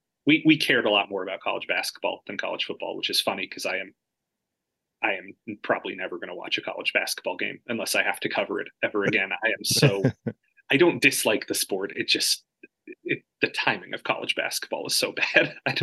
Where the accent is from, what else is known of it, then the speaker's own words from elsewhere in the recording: Georgia, United States; moved away as an adult; now in Nashville, United States; I grew up in Georgia, but my parents are from the Bronx.